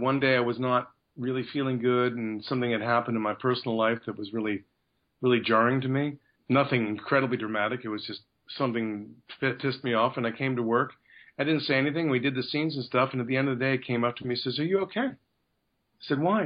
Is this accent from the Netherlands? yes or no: no; Canada; a Canadian that's got an American career